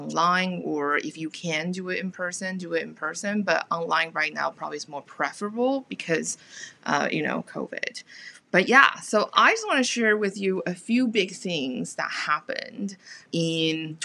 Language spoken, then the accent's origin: English; Taiwan; moved away; also born or lived in United States / United Kingdom; I'm from Taiwan originally